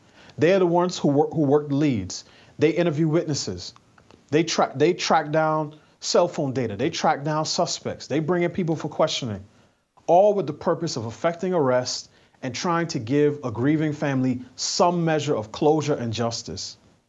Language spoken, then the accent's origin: English; New York City, New York, United States; And I grew up in New York City at a time when Giuliani was mayor.